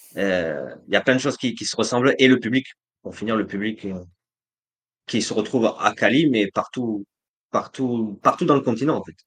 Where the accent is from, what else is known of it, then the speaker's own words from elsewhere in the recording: France; now in Colombia; en tant que Français